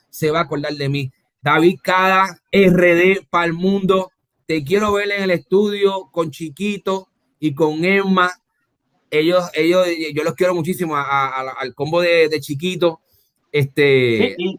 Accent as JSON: {"language": "Spanish", "country": "Puerto Rico", "said": "Yo soy de Puerto Rico"}